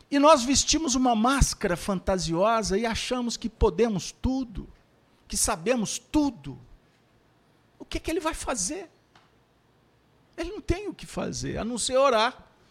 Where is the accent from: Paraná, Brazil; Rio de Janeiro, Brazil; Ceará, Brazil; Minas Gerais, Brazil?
Minas Gerais, Brazil; Pedro Leopoldo; nasci em Pedro Leopoldo, terra do Chico